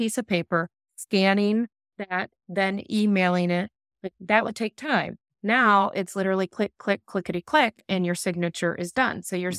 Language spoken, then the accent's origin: English; Midwest, United States; growing up in the Midwest in poverty on a farm, with everybody I knew, it's still to this day, working in factories.